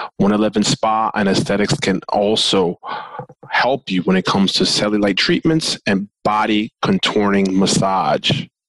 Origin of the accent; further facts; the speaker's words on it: New York, United States; accent: New York Spanglish; because I talk New York Spanglish.